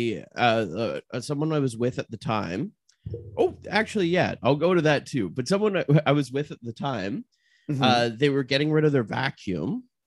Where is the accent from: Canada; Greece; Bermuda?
Canada; I'm Canadian